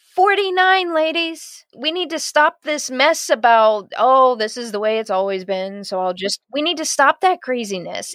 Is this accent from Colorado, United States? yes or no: no; Columbus, Ohio, United States; My hometown is Columbus, Ohio